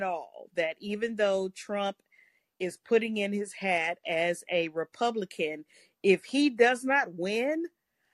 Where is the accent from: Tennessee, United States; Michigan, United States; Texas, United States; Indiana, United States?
Texas, United States; I'm from Texas